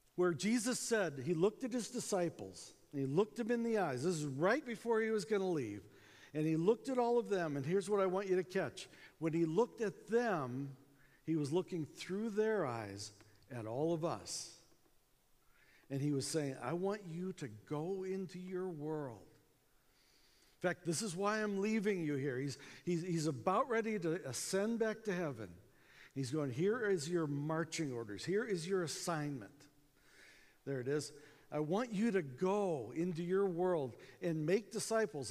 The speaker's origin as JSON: {"language": "English", "country": "United States", "accent": "American", "said": "we're from America"}